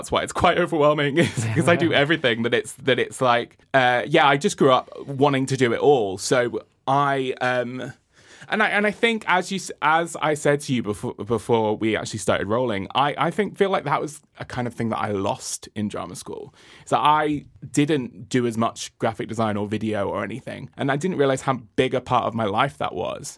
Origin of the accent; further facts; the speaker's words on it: Spain; moved away as an adult; now in London, United Kingdom; I grew up in Spain. And then I moved to London when I was 18.